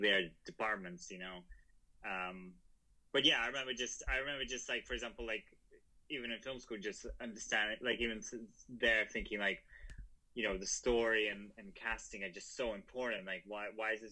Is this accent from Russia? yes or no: yes; Russia; moved away; also born or lived in Prague; I was born in Russia, and it was, you know, like growing up there in the 90s